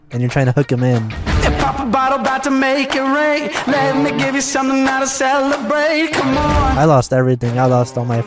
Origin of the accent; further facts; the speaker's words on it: Newbury Park, California, United States; I'm from Newbury Park, California